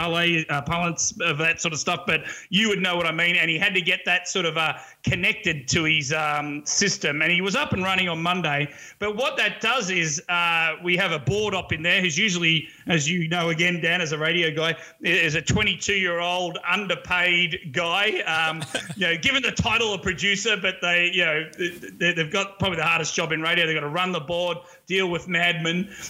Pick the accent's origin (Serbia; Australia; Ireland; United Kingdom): Australia; now in New York City, United States; As an Aussie here